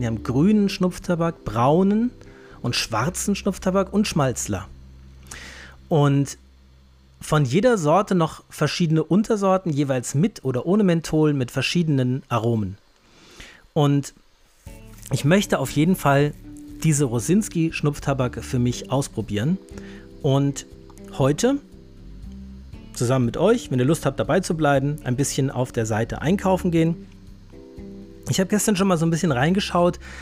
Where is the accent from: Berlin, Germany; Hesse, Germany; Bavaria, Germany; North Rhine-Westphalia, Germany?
Hesse, Germany; Ich bin ja Hesse